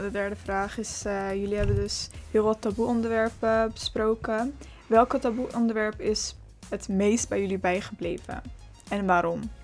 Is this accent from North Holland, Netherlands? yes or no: no; Schiedam, South Holland, Netherlands; Ik kom uit Schiedam